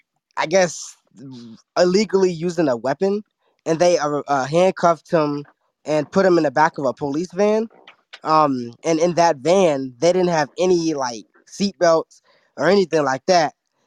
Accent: Maryland, United States; I'm from Maryland, you know, I'm like an hour and a half from Baltimore. I'm in a PG County area.

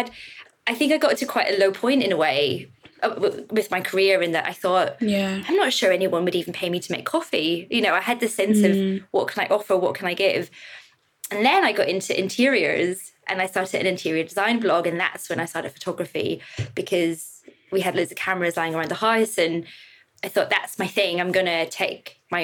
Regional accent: Northern Ireland, United Kingdom; moved away as an adult; also born or lived in England; now in London, United Kingdom; I grew up in Northern Ireland, you know, 80s, 90s.

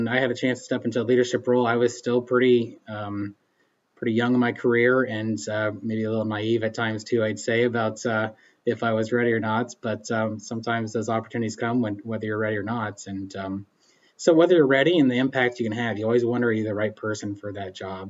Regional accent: Emporia, Kansas, United States; also born or lived in Baileyville, Kansas; I'm originally from Eastern Kansas and was born and raised around the Emporia area

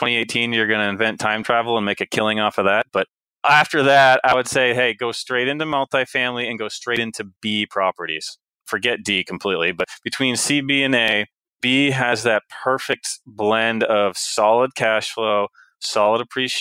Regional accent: United States; I was born in the United States.

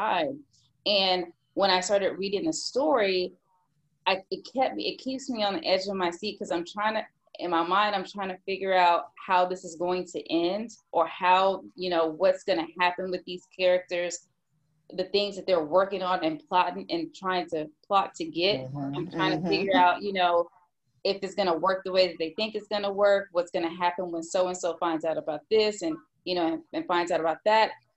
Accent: Houston, Texas, United States; I went to UT, but I grew up in Houston.

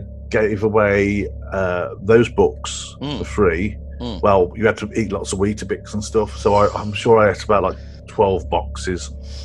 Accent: Midlands, United Kingdom; I grew up in the Midlands, but we did have some grassy areas and woods and stuff like that.

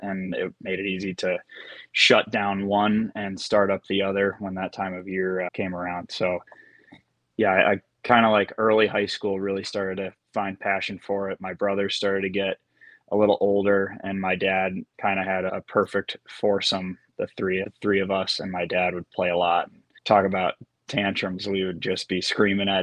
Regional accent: Rochester, New York, United States; near my house where I grew up in Rochester, New York

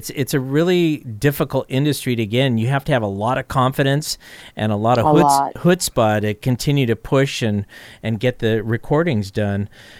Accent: California, United States; also born or lived in San Francisco; Yeah, I'm born and raised in California.

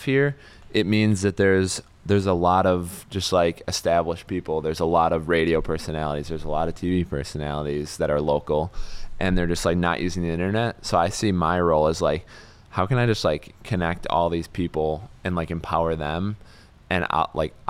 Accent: Appleton, Wisconsin, United States; I'm from Appleton

